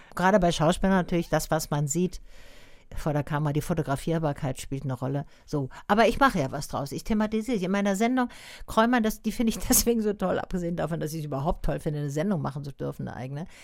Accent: Tübingen, Baden-Württemberg, Germany; ich komme selber aus Tübingen

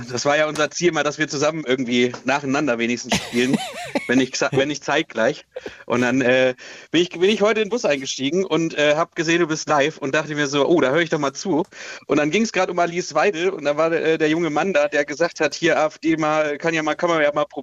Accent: Dresden, Saxony, Germany; wenn ich hier mal sage, ich komme aus Dresden

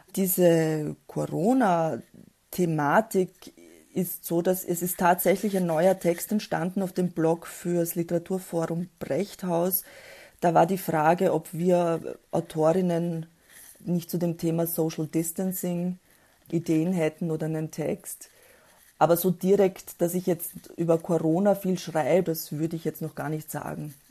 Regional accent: Austria; die kamen Anfang der 1970er Jahre nach Österreich wo ich dann auch geboren wurde

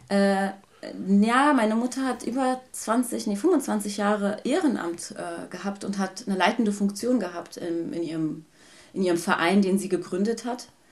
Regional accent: Germany; ich bin in Deutschland geboren, in Deutschland aufgewachsen und als älteste von fünf Geschwistern

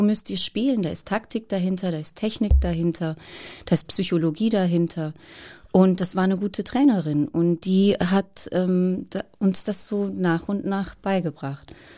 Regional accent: Boppard, Rhineland-Palatinate, Germany; in einem kleinen Souvenirgeschäft in Boppard am Rhein wo ich aufgewachsen bin

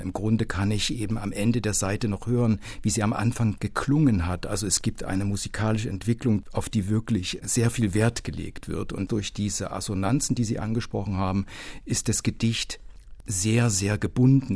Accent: Culmitzsch, Thuringia, Germany; moved away; in der mein Heimatdorf Kulmitsch gestanden hat, das für den Uranbergbau geschleift wurde

